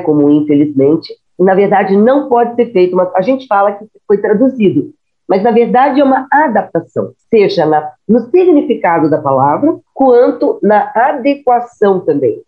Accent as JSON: {"language": "Portuguese", "region": "Rio de Janeiro", "country": "Brazil", "also_born_or_lived": "Curitiba", "moved": "as an adult", "said": "eu sou carioca"}